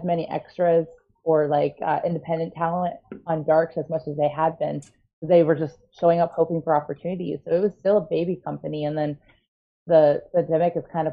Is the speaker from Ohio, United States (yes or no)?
yes; Painesville, Ohio, United States; also born or lived in Cleveland, Ohio; I hail from Painesville, Ohio, but if you're familiar with the geography of Ohio, Painesville is like 30, 40 minutes northeast of Cleveland